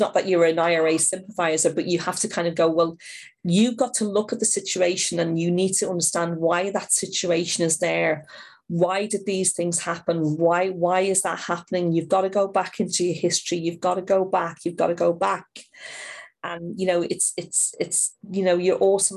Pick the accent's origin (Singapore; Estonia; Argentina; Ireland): Ireland; Dublin, Leinster; now in Liverpool, United Kingdom; I'm in my 50s and I'm from Dublin